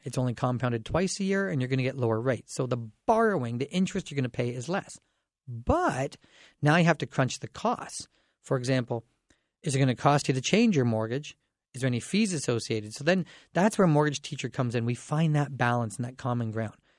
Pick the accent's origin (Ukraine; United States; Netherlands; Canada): Canada; Dorchester, Ontario; now in London, Canada; I grew up in Dorchester.